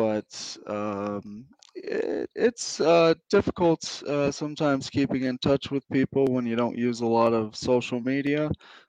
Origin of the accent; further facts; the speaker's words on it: Prescott, Arizona, United States; moved away as an adult; also born or lived in St. Cloud, Florida; up was probably St. Cloud, Florida, and Prescott, Arizona. And I tend to consider Prescott, Arizona my hometown because I graduated high school there. That's where I left to enlist in the Army.